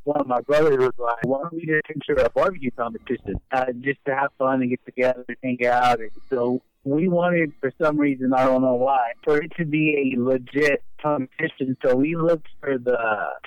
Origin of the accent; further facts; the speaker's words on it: Olton, Texas, United States; also born or lived in Lubbock, Texas; I was born in Lubbock, but I was raised here in Olton my whole life